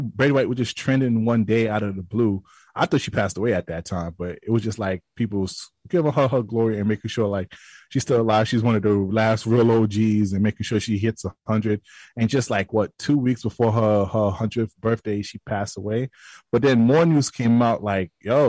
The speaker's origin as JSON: {"language": "English", "town": "New York City", "region": "New York", "country": "United States", "said": "I'm from Brooklyn"}